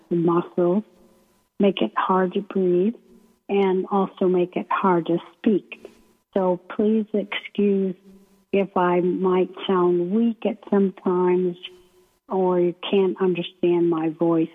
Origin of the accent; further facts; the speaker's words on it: Maine, United States; moved away as an adult; also born or lived in San Francisco; I come from Maine